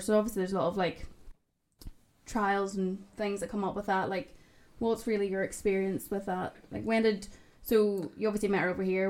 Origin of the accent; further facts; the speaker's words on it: Ballymena, Northern Ireland, United Kingdom; moved away as an adult; also born or lived in Belfast; I was from Ballymena